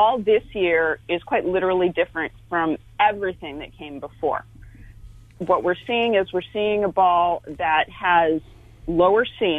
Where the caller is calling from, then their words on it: Fremont, California, United States; I am in the Bay Area, although East Bay, so I'm out in Fremont. That's just north of San Jose.